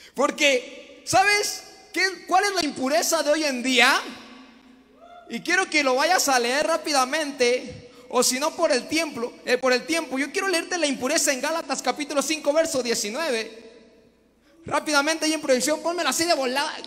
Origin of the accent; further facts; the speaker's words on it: the coast of Chiapas, Mexico; Yo vengo de la costa de Chiapas